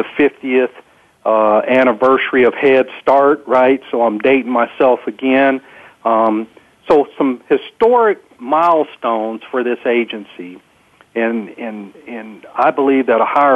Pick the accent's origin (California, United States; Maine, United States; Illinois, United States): California, United States; San Diego; also born or lived in Alaska / Texas; growing up in San Diego and being a person of color, we were a very small sliver of the population here in San Diego